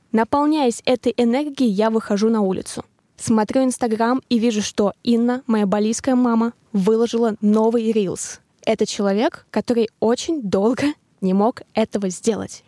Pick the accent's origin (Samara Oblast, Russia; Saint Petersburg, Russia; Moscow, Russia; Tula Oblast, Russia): Samara Oblast, Russia; Tolyatti; moved away; побыть в Тольятти, побыть со своей семьей в родных краях